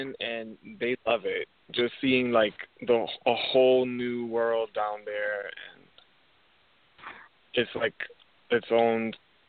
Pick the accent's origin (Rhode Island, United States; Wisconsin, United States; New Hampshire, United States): Rhode Island, United States; moved away as an adult; now in Florida, United States; I was born and raised in Rhode Island, and our family decided 6 years ago that it was time to move